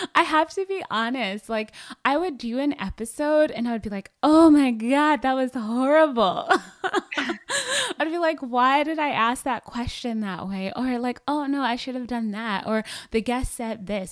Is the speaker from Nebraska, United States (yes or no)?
no; Atlanta, Georgia, United States; I'm from Atlanta, Georgia, and that's where I live now with my husband